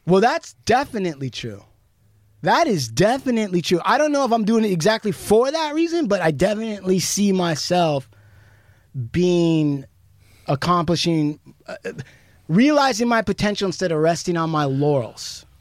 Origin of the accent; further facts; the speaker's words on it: United States; As an American Indian